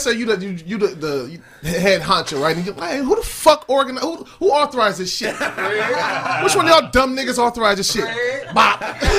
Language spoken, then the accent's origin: English; Gardena, California, United States; I'm from Gardena.